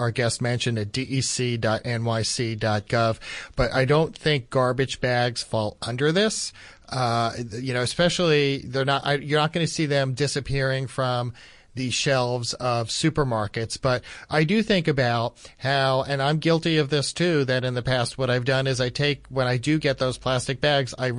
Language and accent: English; Washington Township, New Jersey, United States; growing up where the supermarket where I even worked at as a cashier, the Food Town in Washington Township, New Jersey